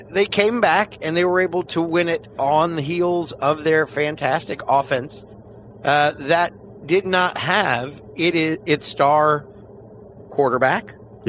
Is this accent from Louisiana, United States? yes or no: yes; New Orleans, Louisiana, United States; having grown up on Broadway, not too far away from Tulane University